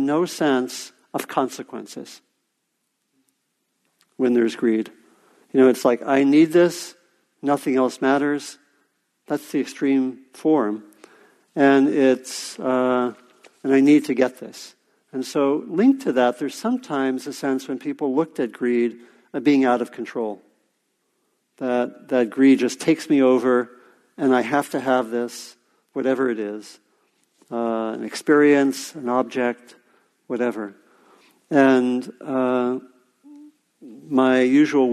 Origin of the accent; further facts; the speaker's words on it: Washington, District of Columbia, United States; I grew up in the Washington, D.C. area